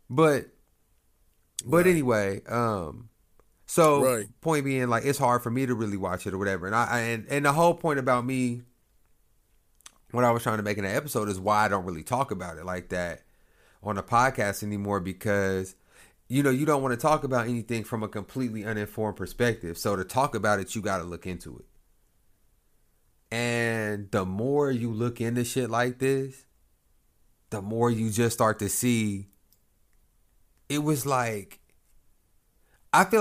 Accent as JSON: {"language": "English", "town": "Lawton", "region": "Oklahoma", "country": "United States", "said": "I am from Lawton. Like, I have had mad encounters with Lawton Police Department."}